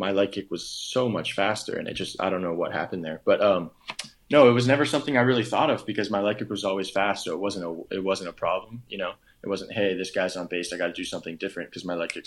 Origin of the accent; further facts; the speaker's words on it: Oahu, Hawaii, United States; it's neighboring my hometown